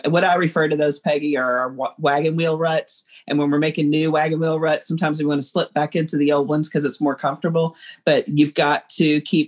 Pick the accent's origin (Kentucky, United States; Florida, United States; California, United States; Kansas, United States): Kentucky, United States; now in Illinois, United States; I'm from Kentucky